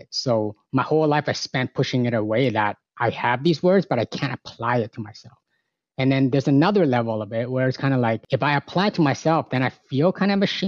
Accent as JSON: {"language": "English", "town": "Markham", "region": "Ontario", "country": "Canada", "tie": "born or raised there", "also_born_or_lived": "Hong Kong", "said": "Born in Hong Kong, came here when I was 6 years old, been running around in Markham, a small town within the province of Ontario, close enough to Toronto. And grew up with a whole lot of other immigrants"}